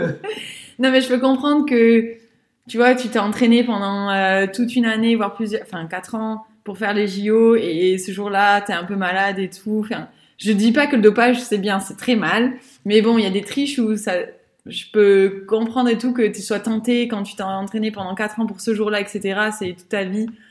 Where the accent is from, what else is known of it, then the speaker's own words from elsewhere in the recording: France; nous, en tant que Français